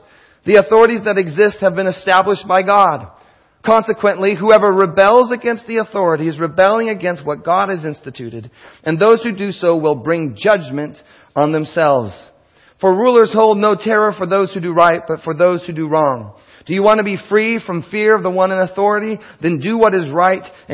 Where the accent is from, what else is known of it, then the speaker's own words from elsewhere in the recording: King County, Washington, United States; Before I'm an American, before I'm a Washingtonian, before I'm that unincorporated King Countian, I am a Christian.